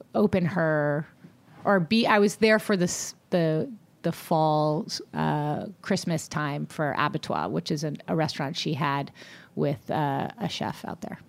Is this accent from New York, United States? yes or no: no; Long Beach, California, United States; also born or lived in Atlanta, Georgia; now in Los Angeles, United States; growing up in Long Beach